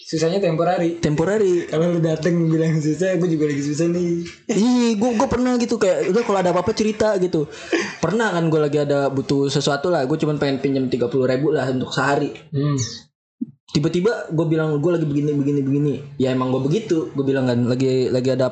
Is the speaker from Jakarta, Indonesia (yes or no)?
no; Medan, North Sumatra, Indonesia; accent: Medan; waduh ini logat gue masih kental banget di Medan ya